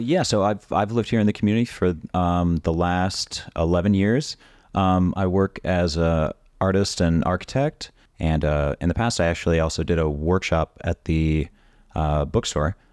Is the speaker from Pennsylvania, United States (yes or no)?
no; Orlando, Florida, United States; I grew up in suburban Orlando